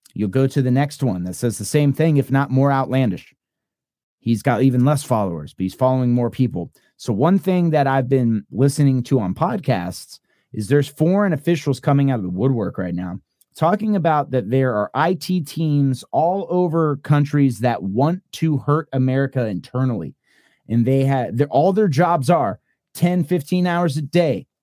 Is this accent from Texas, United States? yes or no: yes; Texas, United States; We're Texans